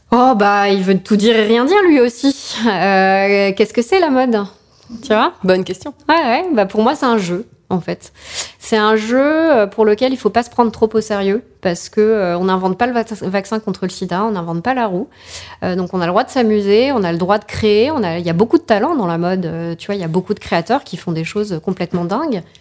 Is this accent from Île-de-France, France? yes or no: yes; Paris, Île-de-France, France; surtout en tant que parisienne, tu vois.